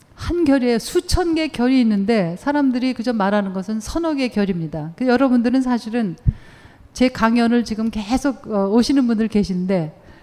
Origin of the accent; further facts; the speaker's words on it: South Korea; moved away as an adult; also born or lived in Germany; now in United States; 한국에서 태어났고 한국에서 대학원까지 다 공부했어요